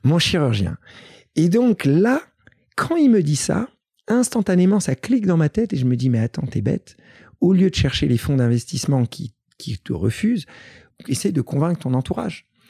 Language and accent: French; Paris, Île-de-France, France; je suis en tant que Parisien